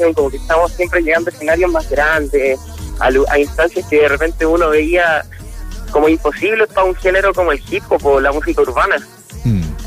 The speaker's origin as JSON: {"language": "Spanish", "town": "Concepción", "region": "Biobío", "country": "Chile", "said": "yo soy de Concepción"}